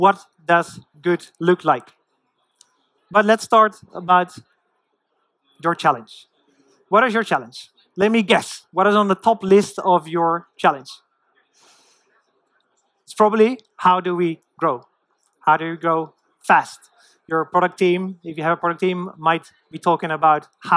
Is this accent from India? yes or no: no; Netherlands; moved away; I'm from the Netherlands originally.